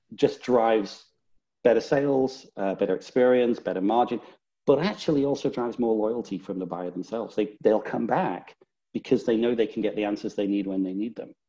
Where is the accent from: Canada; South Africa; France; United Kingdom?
United Kingdom; Northern England; now in Houston, United States; Originally, Northern England. It's Northern. Not so much of a Texas accent